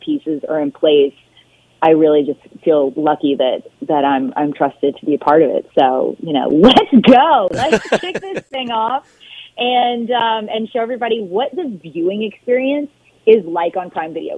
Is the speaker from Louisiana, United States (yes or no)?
yes; Baton Rouge, Louisiana, United States; I'm from Baton Rouge, Louisiana. I know what it means to grow up in an atmosphere like Tiger Stadium